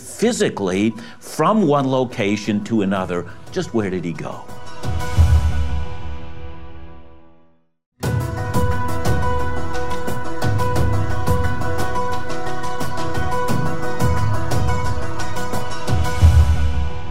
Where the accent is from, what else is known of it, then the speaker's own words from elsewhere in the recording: Vancouver, British Columbia, Canada; I'm from Greater Vancouver